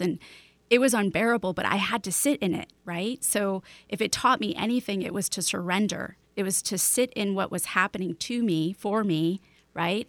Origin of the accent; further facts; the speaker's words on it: Chicago, Illinois, United States; now in Seattle, United States; I grew up in Chicago, then moved to Seattle